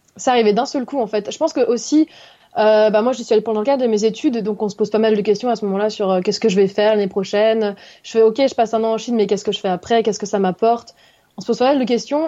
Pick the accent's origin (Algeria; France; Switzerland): France; Haute-Savoie, Auvergne-Rhône-Alpes; also born or lived in Lyon; je viens d'Haute-Savoie, en France, donc euh, pas loin de la Suisse et de l'Italie